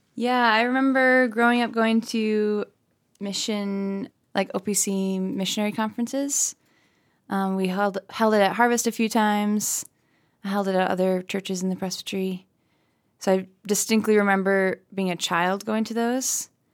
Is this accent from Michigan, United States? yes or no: yes; Lansing, Michigan, United States; I was born in Lansing, and then I think when I was probably four or five years old, we moved to a farm. So now we live on a hobby farm